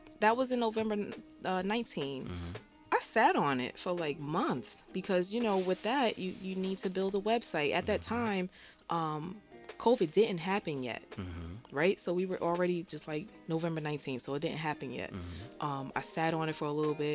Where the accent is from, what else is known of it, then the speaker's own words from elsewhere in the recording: Jersey City, New Jersey, United States; So I'm born and raised in Jersey City, Lafayette Gardens